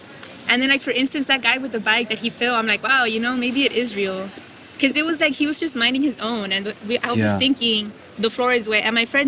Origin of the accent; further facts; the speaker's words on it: Mexico; now in San Antonio, United States; I was raised in Mexico, so everybody there thinks it's for real.